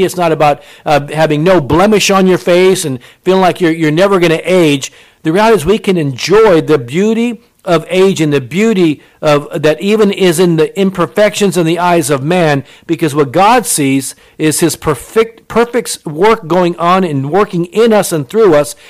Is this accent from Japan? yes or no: yes; Japan; I was born in Japan. My mother was Japanese